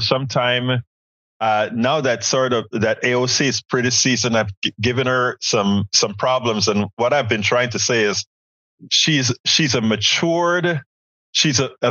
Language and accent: English; Panama; now in United States; I'm from Central America, Panama